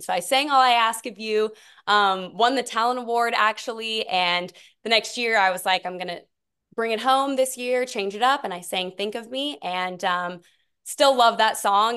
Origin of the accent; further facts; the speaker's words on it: Tyler, Texas, United States; I'm originally from Tyler, Texas